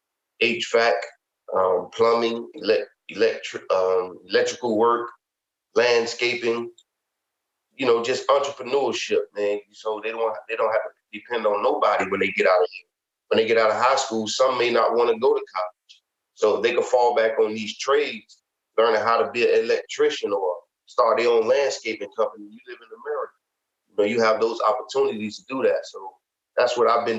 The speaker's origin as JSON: {"language": "English", "town": "Miami", "region": "Florida", "country": "United States", "tie": "born or raised there", "said": "I grew up in Liberty City"}